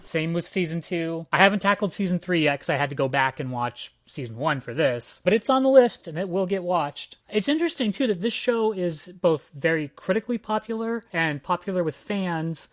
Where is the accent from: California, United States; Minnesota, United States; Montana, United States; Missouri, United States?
California, United States; Antioch; I grew up in Antioch, California